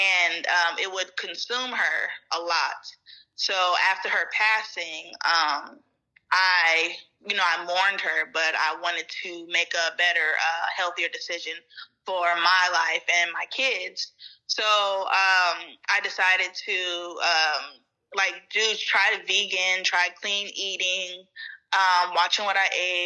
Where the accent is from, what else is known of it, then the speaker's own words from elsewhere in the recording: California, United States; I am from California, born and raised